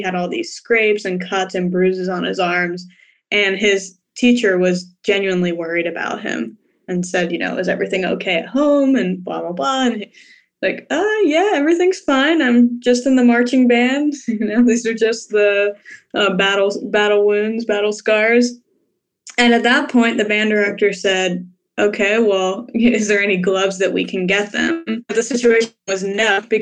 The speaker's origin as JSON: {"language": "English", "town": "Atlantic City", "region": "New Jersey", "country": "United States", "tie": "born or raised there", "also_born_or_lived": "Philadelphia, Pennsylvania / Dayton, Ohio", "moved": "as an adult", "lives_now": "Nashville, United States", "said": "I'm originally from Atlantic City, New Jersey, one of the few people who actually grew up"}